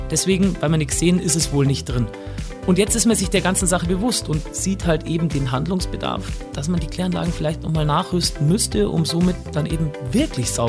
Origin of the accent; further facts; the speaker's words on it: Bavaria, Germany; Ammersee ja.